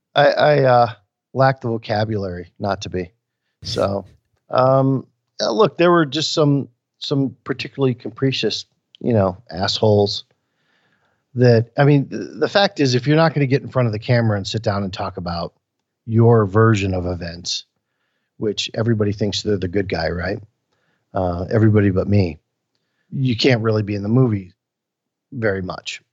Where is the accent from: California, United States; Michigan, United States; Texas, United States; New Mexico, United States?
Michigan, United States; Flint; born or raised there; moved away